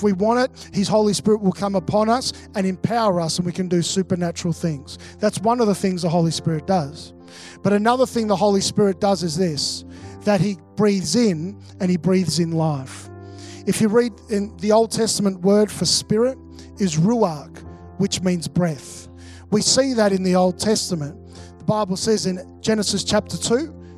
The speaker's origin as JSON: {"language": "English", "town": "Melbourne", "region": "Victoria", "country": "Australia", "tie": "born or raised there", "also_born_or_lived": "Mackay", "moved": "as an adult", "said": "I'm originally from Melbourne. Melbourne's my hometown"}